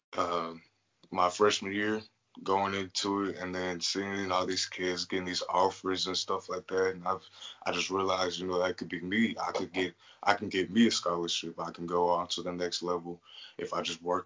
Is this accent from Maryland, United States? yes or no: no; Longview, Texas, United States; I'm from Longview, Texas